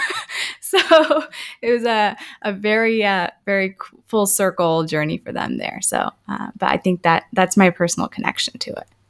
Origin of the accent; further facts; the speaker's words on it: Tampa, Florida, United States; also born or lived in India; I grew up in the Tampa area